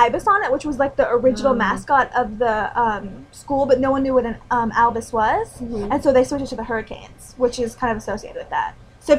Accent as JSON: {"language": "English", "region": "Tennessee", "country": "United States", "tie": "born or raised there", "said": "I grew up in Tennessee, which is like the Bible Belt. Right? And so, like, I didn't know any Catholics growing up in Tennessee."}